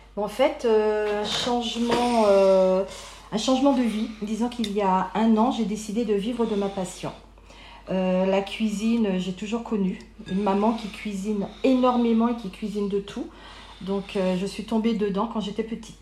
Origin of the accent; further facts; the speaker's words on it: Paris, Île-de-France, France; also born or lived in Guadeloupe; j'ai grandi à Paris, en région parisienne, tout en étant née en Guadeloupe